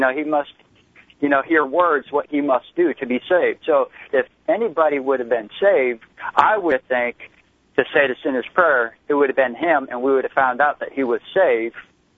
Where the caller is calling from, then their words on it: Florida, United States; I'm calling from Florida.